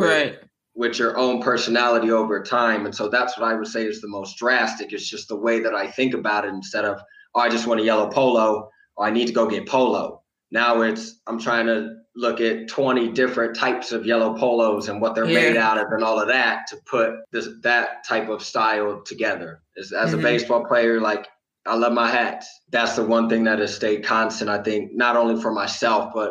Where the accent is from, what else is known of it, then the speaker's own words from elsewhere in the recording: Midwest, United States; moved away as an adult; where I grew up in the Midwest